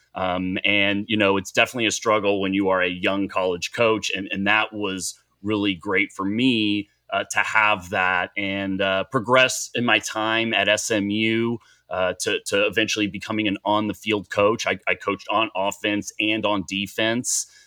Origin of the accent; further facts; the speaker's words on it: Dallas, Texas, United States; also born or lived in Boulder, Colorado; I'm from Dallas, Texas, and, and grew up five minutes from the stadium here, uh, in Dallas